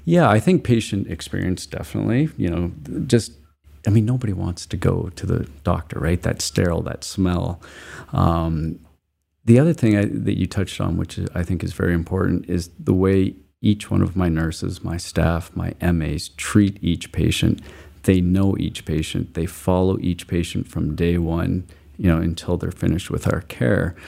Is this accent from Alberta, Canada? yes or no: yes; Calgary, Alberta, Canada; moved away as an adult; also born or lived in Montreal, Canada; now in Cousins Island, Maine, United States; I grew up in Calgary, Alberta, Canada.